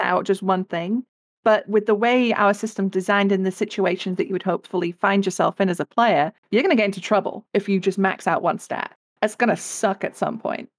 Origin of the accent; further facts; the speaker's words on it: England, United Kingdom; I come from England, uh, as you can probably tell by the accent